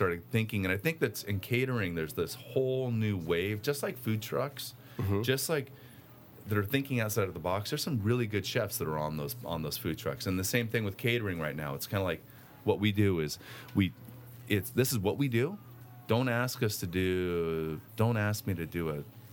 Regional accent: California, United States; I'm from California

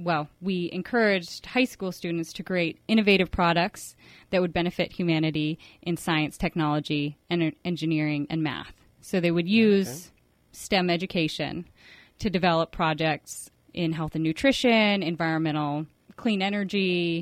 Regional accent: Oceanside, California, United States; Where I grew up in San Diego, in Oceanside.

